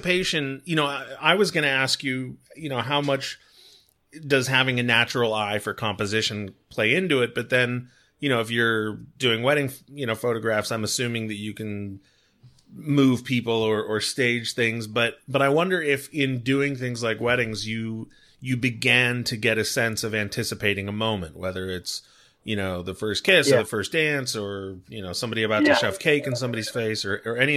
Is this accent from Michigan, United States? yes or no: no; Southern California, United States; my experience growing up in Southern California